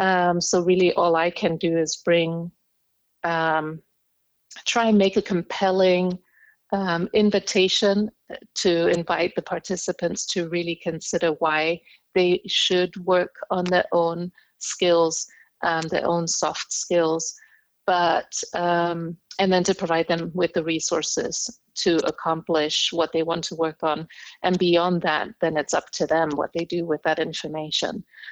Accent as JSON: {"language": "English", "country": "Indonesia", "tie": "born or raised there", "said": "I am half English, half German. So I actually carry dual nationality, German-English, or English-German, however you want to put it. My father is German, my mom is English. And I grew up in Indonesia."}